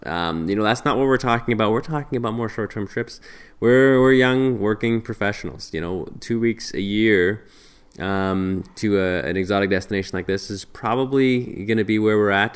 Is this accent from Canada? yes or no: yes; Alberta, Canada; we're from Canada, um, in Alberta actually, in Canada, the western part of Canada